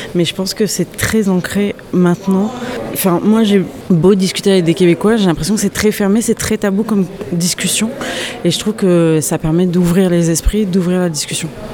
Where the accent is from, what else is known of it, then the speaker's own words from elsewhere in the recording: France; je suis française